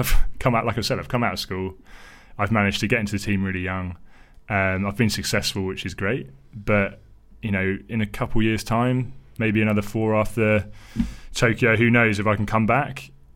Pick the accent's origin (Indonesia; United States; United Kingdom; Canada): United Kingdom; Thames Valley, South East England; growing up around the Thames Valley